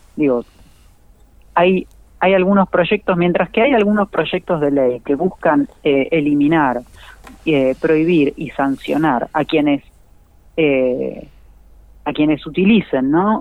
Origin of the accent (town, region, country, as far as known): Argentina